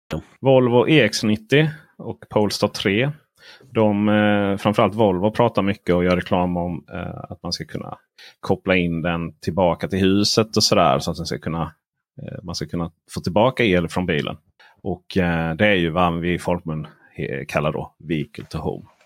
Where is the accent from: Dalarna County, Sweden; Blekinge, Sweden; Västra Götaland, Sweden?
Blekinge, Sweden; Jag är uppvuxen på, i Blekinges skogar.